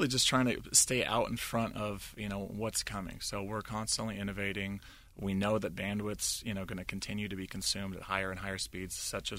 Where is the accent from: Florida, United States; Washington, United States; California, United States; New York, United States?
Washington, United States; Seattle; moved away as an adult; also born or lived in Salt Lake City; now in Pittsburgh, United States; Born and raised in Seattle.